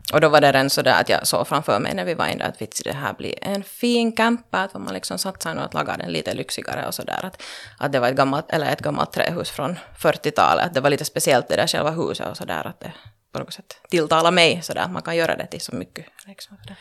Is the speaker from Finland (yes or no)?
yes; Loviisa, Uusimaa, Finland; also born or lived in Pernå; jag har växt upp så att säga i Lovisa-regionen